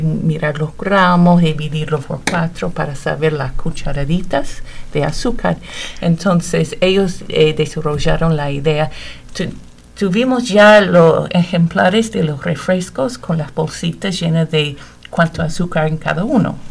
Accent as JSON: {"language": "Spanish", "region": "Connecticut", "country": "United States", "tie": "born or raised there", "also_born_or_lived": "Indiana", "moved": "yes", "lives_now": "Bloomington, United States", "said": "De aquí de Estados Unidos, del estado de Connecticut. Hace muchísimos años que no vivo en Connecticut, pero sí nací allá"}